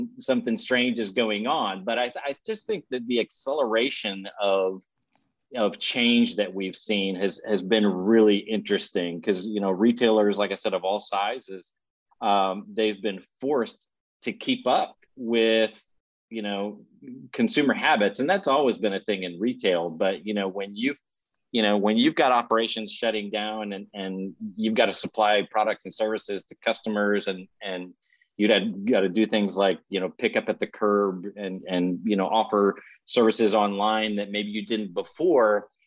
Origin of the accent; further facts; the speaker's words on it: Williamsport, Pennsylvania, United States; now in Texas, United States; I grew up in Williamsport, Pennsylvania